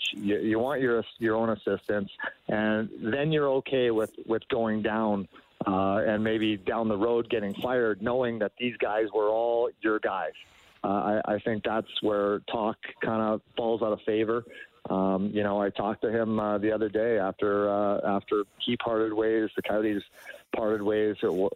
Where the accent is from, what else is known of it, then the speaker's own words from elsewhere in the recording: Edmonton, Alberta, Canada; moved away; I grew up in Edmonton